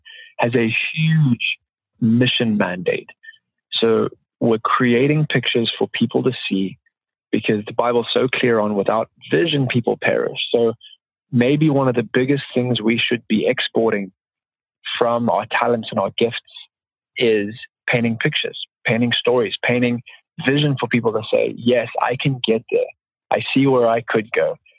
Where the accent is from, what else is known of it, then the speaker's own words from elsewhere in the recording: Zimbabwe; growing up in Zimbabwe